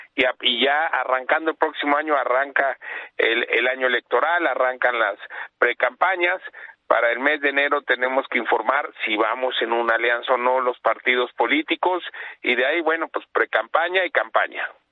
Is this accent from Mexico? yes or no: yes; State of Mexico, Mexico; soy un mexicano que quiere que salga adelante en nuestro Estado de México